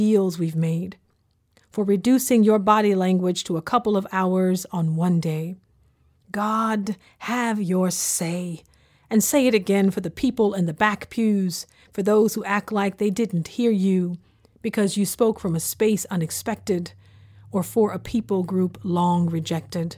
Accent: the South, United States; growing up in the South in the early 1990s

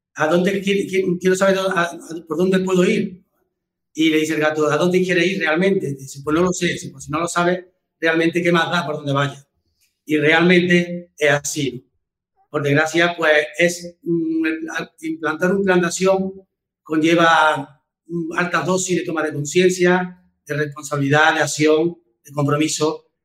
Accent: Córdoba, Andalusia, Spain; yo soy de Córdoba

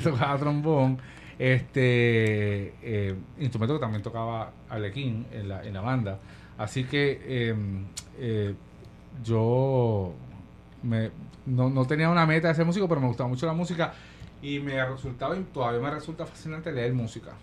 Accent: Guayanilla, Puerto Rico; also born or lived in Ponce; Soy de Guayanilla. Yo nací en Ponce

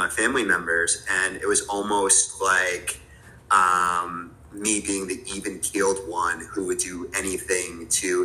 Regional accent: New Jersey, United States; moved away as an adult; now in New York City, United States; I grew up in New Jersey with a very tight-knit family.

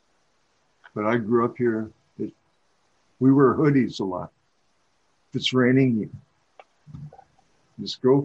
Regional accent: Oregon, United States; also born or lived in San Francisco; I'm from Oregon, buddy. Oregon grown. Pretty much my whole, I lived in San Francisco for about a year. That was interesting. I came home.

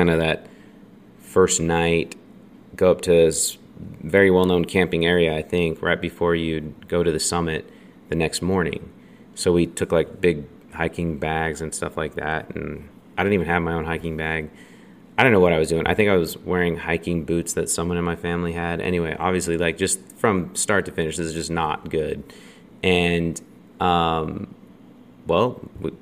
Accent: Draper, Utah, United States; We grew up in Draper

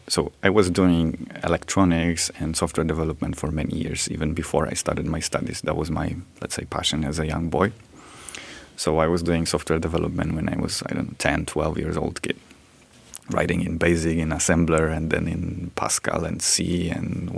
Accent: Gliwice, Silesian Voivodeship, Poland; I went back to the university, to Gliwice, my hometown.

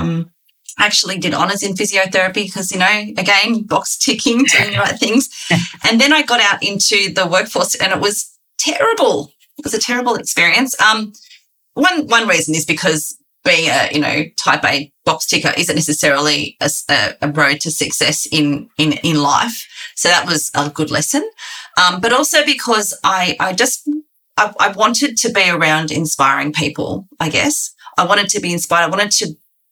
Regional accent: Sydney, New South Wales, Australia; also born or lived in rural Victoria; I moved to Sydney and we grew up in Western Sydney where I went to the local schools.

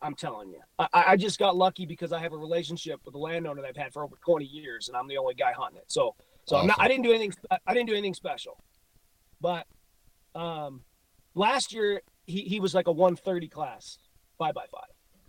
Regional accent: Illinois, United States; You know, I grew up in Illinois.

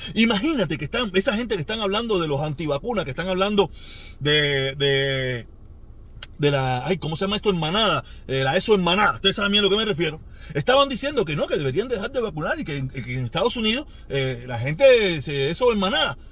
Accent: Cuba; entre cubanos

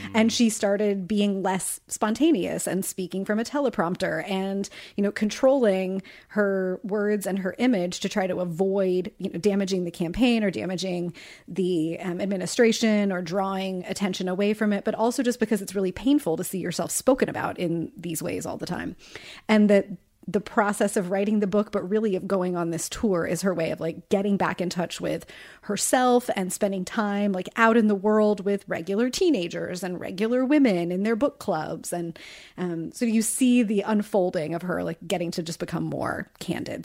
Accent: Richmond, Virginia, United States; my hometown

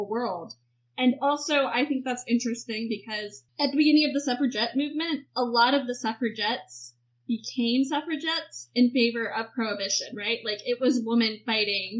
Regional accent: Virginia, United States; I'm not from the real South. I'm from Virginia, which is kind of the fake South in a lot of ways

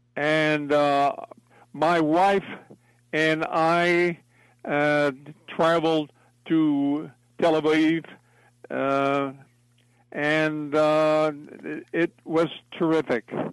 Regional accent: Philadelphia, Pennsylvania, United States; moved away; it starts at my childhood, uh, growing up in South Philly

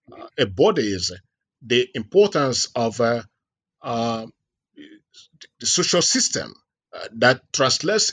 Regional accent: Nigeria; moved away as an adult; also born or lived in Finland / Norway / Toronto, Canada; now in United States; I am from Nigeria originally.

